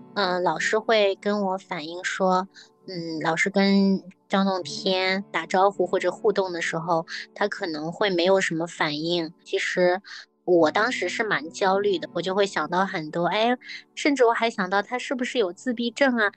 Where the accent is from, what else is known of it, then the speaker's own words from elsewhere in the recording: Shaoxing, Zhejiang, China; moved away as an adult; now in Shanghai, China; 我老家是在浙江，然后我在绍兴那边，我当时刚刚毕业出来的时候也是自己在家开一个按摩诊所